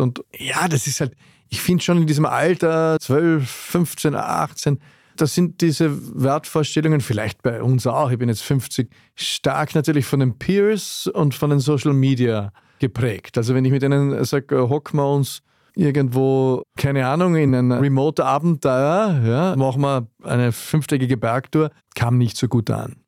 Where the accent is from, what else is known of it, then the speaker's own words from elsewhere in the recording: Wald am Arlberg, Vorarlberg, Austria; ich bin aus Wald am Arlberg